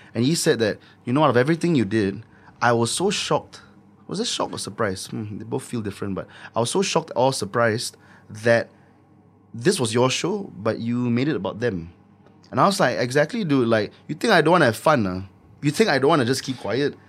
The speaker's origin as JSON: {"language": "English", "country": "Singapore", "said": "I make Singaporean music because I'm Singaporean"}